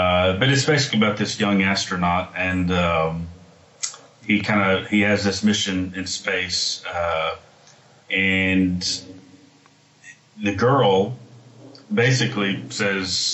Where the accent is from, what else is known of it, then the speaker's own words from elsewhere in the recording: Texas, United States; moved away as an adult; also born or lived in Sydney, Australia; now in Los Angeles, United States; I'm originally from Texas